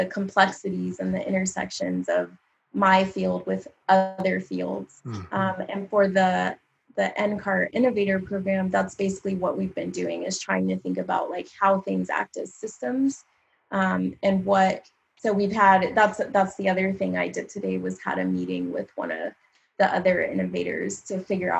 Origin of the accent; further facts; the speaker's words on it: Littleton, Colorado, United States; accent: Colorado accent; moved away; also born or lived in Louisiana; I grew up mostly in Littleton.